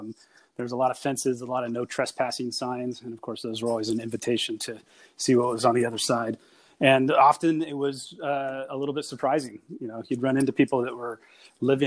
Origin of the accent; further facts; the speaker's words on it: Mariposa, California, United States; also born or lived in San Diego, California / Yosemite National Park; I grew up mostly in Northern California. I live in San Diego now, which is where I was born.